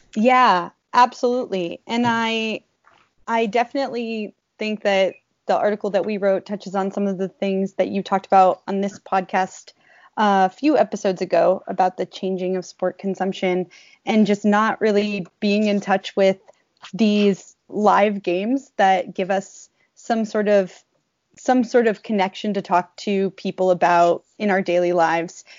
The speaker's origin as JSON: {"language": "English", "region": "New England", "country": "United States", "tie": "born or raised there", "moved": "as an adult"}